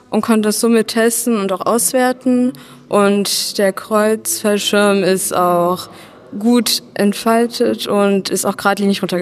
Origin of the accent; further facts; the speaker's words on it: Dresden, Saxony, Germany; Dresden. Dresden. Deswegen Doppel-D